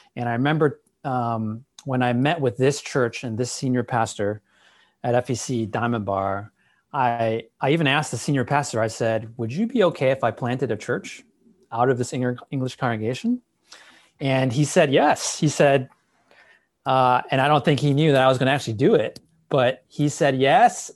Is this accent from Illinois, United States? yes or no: yes; Wheaton, Illinois, United States; moved away as an adult; now in Walnut, California, United States; I grew up in Chicago, um, in Wheaton